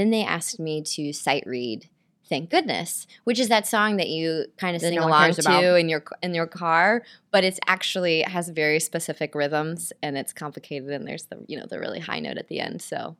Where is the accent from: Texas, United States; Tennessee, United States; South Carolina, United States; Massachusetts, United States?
Tennessee, United States; Nashville; now in New York City, United States; I'm originally from Nashville, Tennessee.